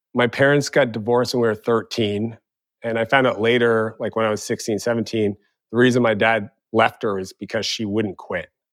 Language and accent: English; Eastern Canada, Canada; moved away; also born or lived in San Francisco; growing up in Eastern Canada